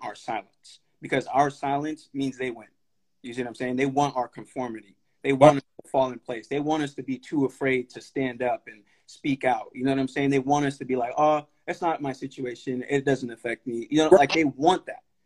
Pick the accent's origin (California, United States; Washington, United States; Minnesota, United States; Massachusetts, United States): California, United States; Sacramento; also born or lived in Stockton, California; I grew up in Highlands too. Literally, ever since I moved out to Sacramento from Stockton, like I've grown up in North Highlands